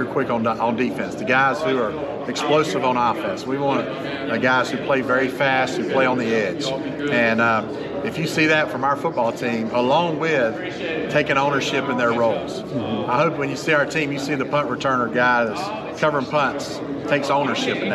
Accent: Florida, United States; now in North Carolina, United States; I'm from Florida

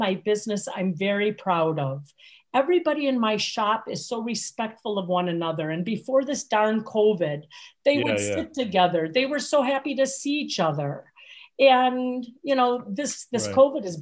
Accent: Milwaukee, Wisconsin, United States; moved away as an adult; also born or lived in Lake Forest, Illinois; I grew up in Milwaukee, born and raised

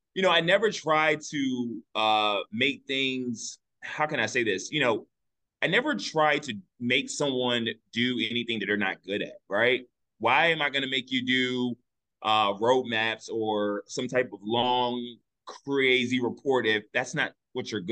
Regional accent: Richmond, Virginia, United States; also born or lived in Washington, D.C.; I was born right here in Richmond, Virginia.

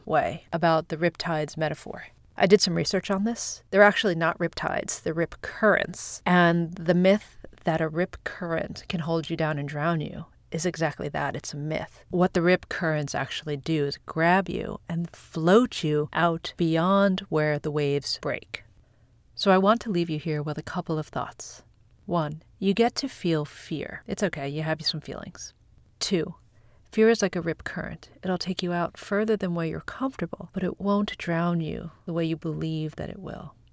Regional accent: Long Island, New York, United States; I grew up on Long Island

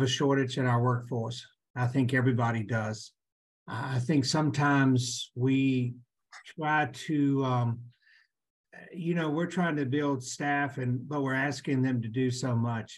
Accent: Lynchburg, Virginia, United States; also born or lived in Chattanooga, Tennessee; I was born and raised in Lynchburg, Virginia

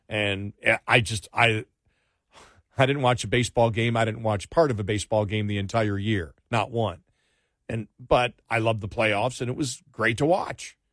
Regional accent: Buffalo, New York, United States; when we grew up in Buffalo

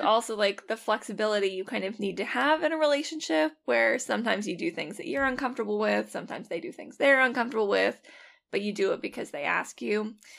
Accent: a suburb of Seattle, Washington, United States; I'm from a suburb of Seattle

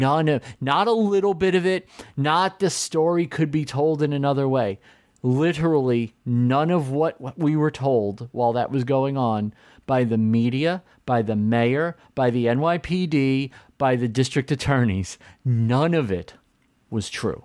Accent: New York City, New York, United States; I grew up in New York City

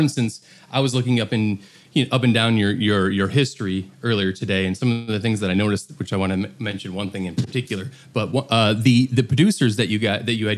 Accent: Detroit, Michigan, United States; I'm from Detroit. That's where I'm at right now.

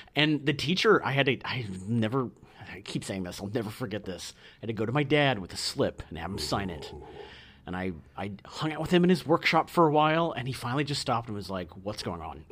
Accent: Iowa, United States

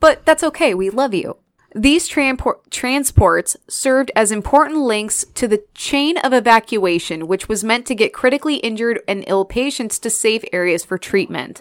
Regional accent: Illinois, United States; I grew up in Illinois

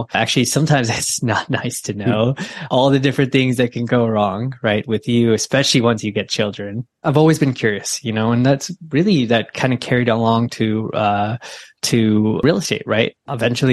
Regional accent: Bay Area, California, United States; I grew up in the Bay Area

